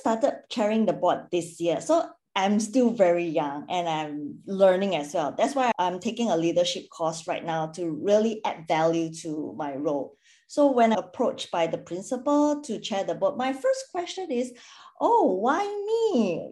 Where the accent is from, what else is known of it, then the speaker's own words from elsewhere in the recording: Singapore; moved away as an adult; now in Perth, Australia; I'm originally from Singapore and previously worked in a corporate for 10 years. I have then relocated to Perth